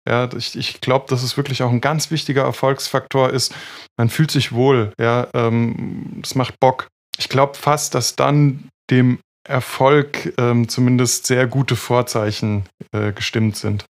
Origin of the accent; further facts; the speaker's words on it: Freiburg, Baden-Württemberg, Germany; ich komme ja aus Freiburg